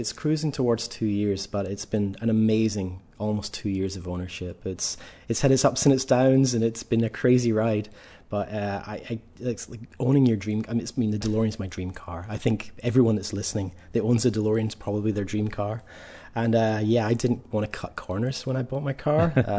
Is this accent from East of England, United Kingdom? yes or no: no; Scotland, United Kingdom; moved away; But yep, I'm from Ayrshire in Scotland. I've been living out here for 6.5 years.